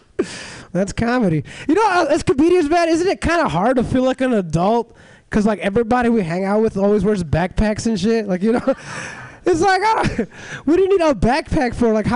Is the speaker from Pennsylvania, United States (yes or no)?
no; Los Angeles, California, United States; moved away as an adult; now in San Francisco, United States; I'm from Los Angeles